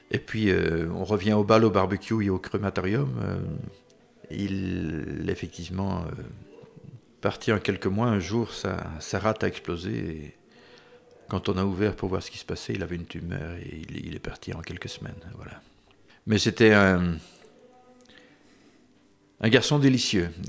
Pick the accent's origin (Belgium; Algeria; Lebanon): Belgium; Wallonia; En, Belgique francophone, on, se sent euh, chez nous en France, on regarde les mêmes émissions, on lit les mêmes livres, on, lit les mêmes journaux.